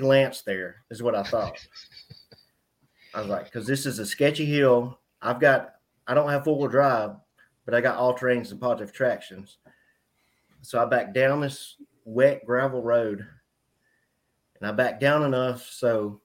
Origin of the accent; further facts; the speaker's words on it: Smith Lake, Alabama, United States; I grew up on Smith Lake, but I grew up on Smith Lake skiing, riding around in ski boats and just playing.